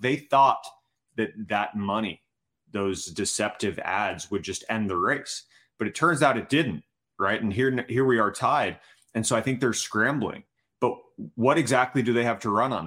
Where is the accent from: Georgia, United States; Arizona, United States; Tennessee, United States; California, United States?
Arizona, United States; Tucson; my hometown of Tucson